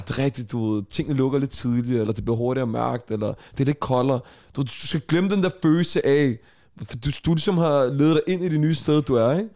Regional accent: Denmark; vi er fra Danmark

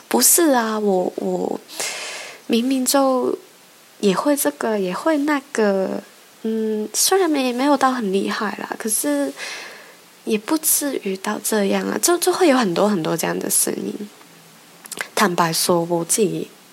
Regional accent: Hong Kong; moved away as an adult; now in United Kingdom; 我在香港长大

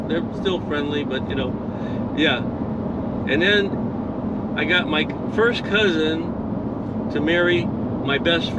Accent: Connecticut, United States

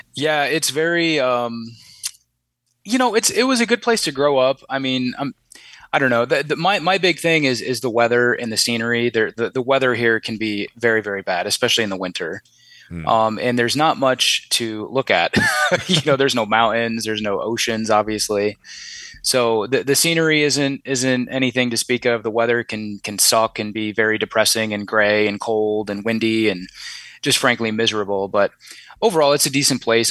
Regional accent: Omaha, Nebraska, United States; I grew up in Omaha, Nebraska

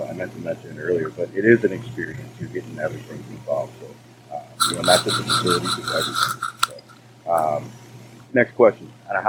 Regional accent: Chicago, Illinois, United States; I'm from Chicago.

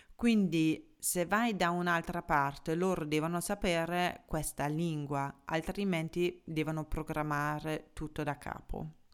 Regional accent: Germany; moved away; da tedesca

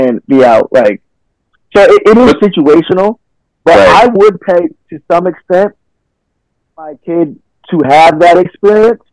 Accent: Connecticut, United States; moved away as an adult; I'm from Connecticut

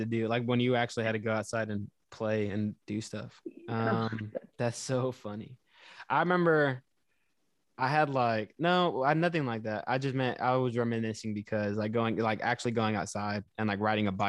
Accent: Houston, Texas, United States; I grew up in Houston, so like that is a more of a city.

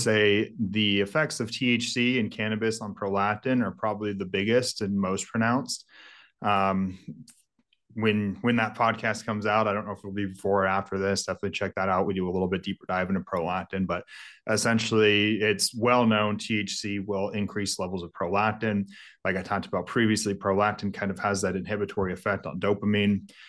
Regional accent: Mendocino, Lake County, California, United States; moved away; Mendocino, Lake County, that's where all of it's grown, so I grew up

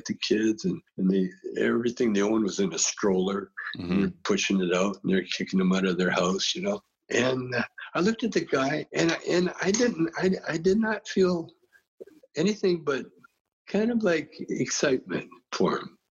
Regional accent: Calgary, Alberta, Canada; we're a Canadian school

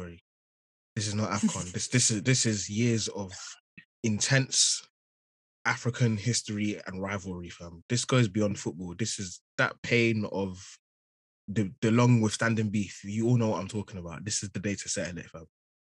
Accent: United Kingdom; I'm British at the end of the day. You get a passport. Yeah, I got a British passport. I've lived in London.

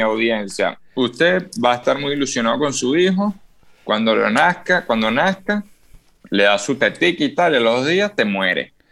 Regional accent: Venezuela; yo como venezolano

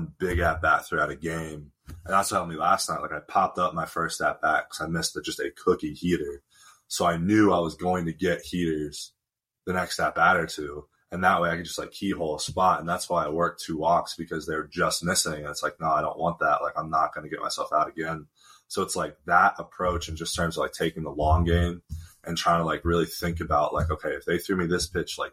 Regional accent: Tempe, Arizona, United States; moved away as an adult; also born or lived in Fairfield, Connecticut; I'm from Tempe, which is where Arizona State is.

